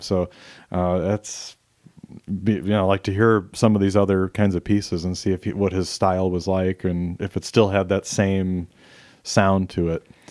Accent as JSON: {"language": "English", "town": "Chicago", "region": "Illinois", "country": "United States", "tie": "born or raised there", "said": "I grew up in the Chicago area"}